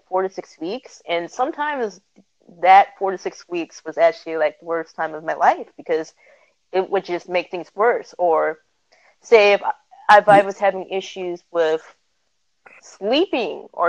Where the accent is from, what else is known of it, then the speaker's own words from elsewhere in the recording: California, United States; I am a California girl